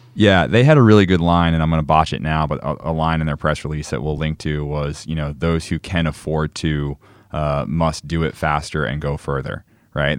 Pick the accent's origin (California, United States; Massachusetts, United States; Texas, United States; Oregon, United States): Massachusetts, United States; Falmouth; moved away; my hometown of Falmouth, Massachusetts, in the northeast of the United States